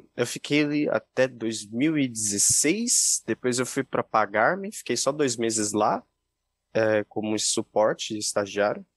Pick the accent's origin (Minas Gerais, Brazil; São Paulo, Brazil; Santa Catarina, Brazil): São Paulo, Brazil; Jundiaí; sou do interior de São Paulo, de Jundiaí